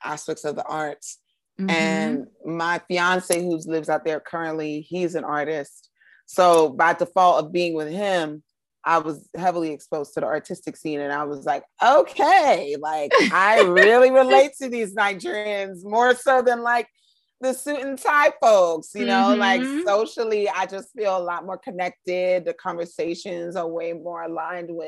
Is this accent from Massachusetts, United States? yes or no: no; New York, United States; I grew up in New York